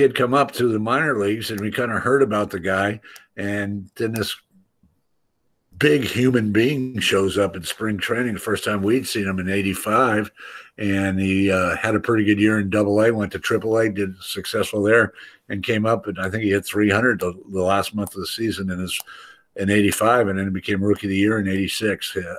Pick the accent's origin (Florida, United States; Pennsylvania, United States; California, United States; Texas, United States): California, United States; Oakland; growing up in Oakland